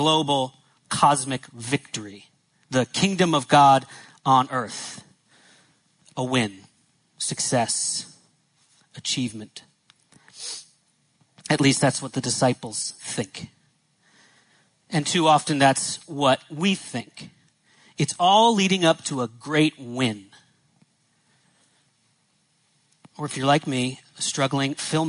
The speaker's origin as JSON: {"language": "English", "region": "Northeast", "country": "United States", "tie": "born or raised there", "said": "I grew up in the Northeast."}